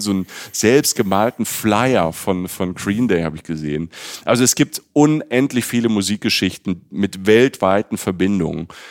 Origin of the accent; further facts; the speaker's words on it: Germany; also born or lived in Cologne; ich komme äh, aus Deutschland, ich wohne in Köln